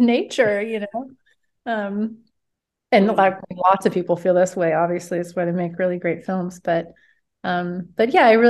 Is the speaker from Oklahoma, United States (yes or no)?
yes; Oklahoma, United States; moved away as an adult; also born or lived in Chicago; I'm from Oklahoma. I moved to Chicago out of college